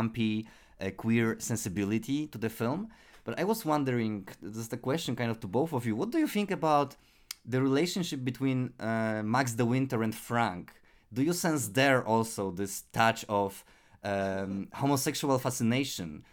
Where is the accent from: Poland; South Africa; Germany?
Poland; English is a second language; for me as a Polish listener